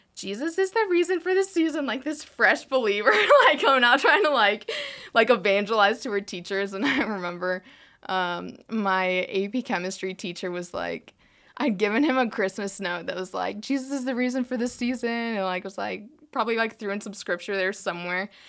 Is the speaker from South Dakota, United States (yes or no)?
yes; South Dakota, United States; moved away as an adult; also born or lived in South Carolina / Colorado; I was born in South Carolina, but only lived there, like, three months, and then I moved to South Dakota. So, um, most of my life, like, was in South Dakota. So, I was there eighteen years